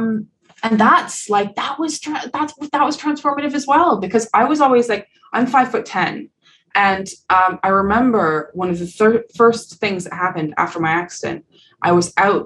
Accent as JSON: {"language": "English", "country": "Canada", "moved": "yes", "said": "being Canadian, there's such an, and living in Canada"}